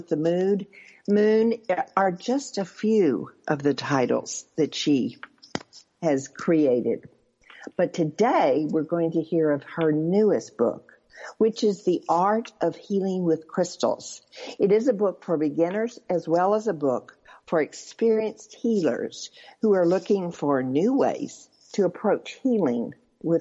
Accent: Arkansas, United States; I grew up in Arkansas

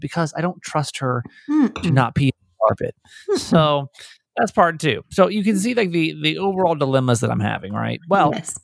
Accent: Georgia, United States; I grew up in Georgia

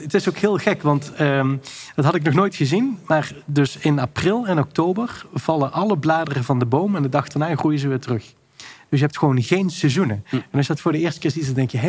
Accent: Maastricht, Limburg, Netherlands; ik kom uit Maastricht en daar heb je de NC-groeven. Ja. En daar ging ik elke zaterdag ging ik daar zoeken naar fossielen

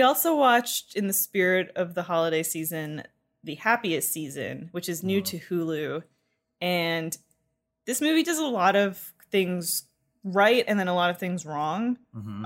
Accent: Canada; I am Canadian

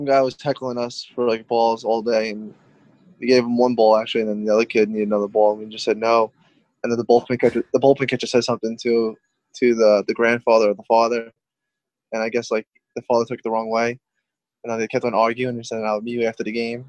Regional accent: New York, United States; I'm from New York

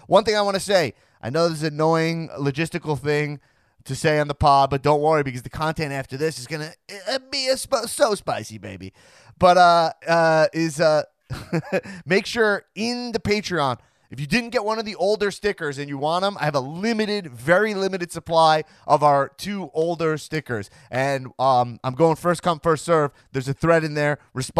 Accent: Long Island, New York, United States; I'm from Long Island, not just Cardona.

